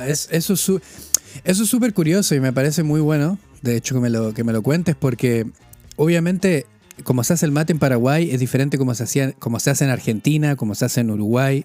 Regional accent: northern Chile, Chile; also born or lived in United Kingdom / Spain; now in Bielefeld, Germany; yo vengo de Chile

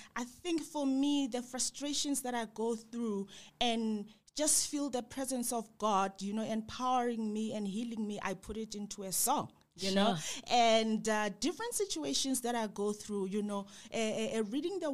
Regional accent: Klerksdorp, North West, South Africa; moved away; also born or lived in West Rand; I grew up in Klerksdorp

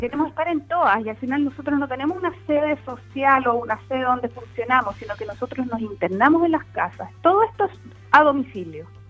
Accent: Puerto Montt, Los Lagos, Chile; yo soy nacida y criada en Puerto Montt

